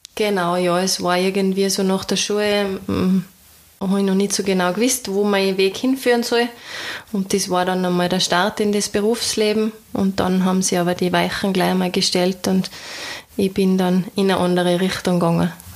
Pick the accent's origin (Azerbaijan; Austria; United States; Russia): Austria; das Tal bei uns, die Berge, also auf der anderen Seite den Nationalpark Hohe Dauern